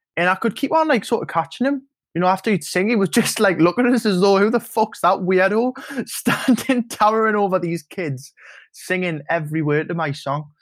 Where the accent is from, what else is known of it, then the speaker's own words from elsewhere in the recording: Newcastle upon Tyne, North East England, United Kingdom; When you drive back over the Tyne Bridge and you come back home